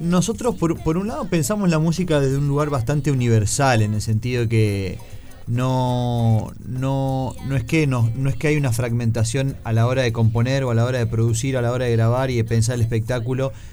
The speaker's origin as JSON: {"language": "Spanish", "region": "interior of Santa Fe", "country": "Argentina", "said": "yo soy del interior de Santa Fe"}